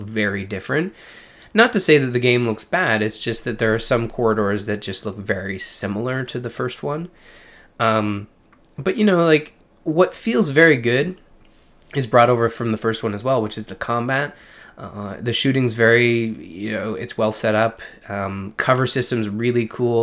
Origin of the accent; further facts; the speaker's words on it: Canada; I'm Canadian